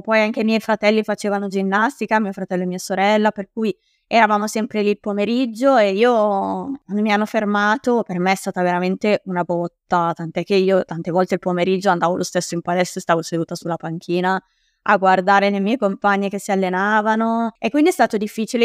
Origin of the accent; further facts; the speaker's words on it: Bergamo, Lombardy, Italy; accent: Bergamasque; also born or lived in Milan; io in realtà sono originaria di Milano e ci siamo trasferiti a Bergamo quando ero alle scuole elementari